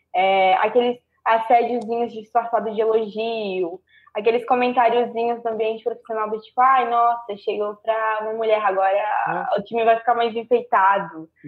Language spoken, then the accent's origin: Portuguese; Itajaí, Santa Catarina, Brazil; Itajaí, Santa Catarina